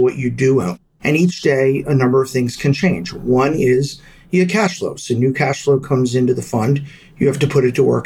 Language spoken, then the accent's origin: English; Delaware, United States; I grew up in Delaware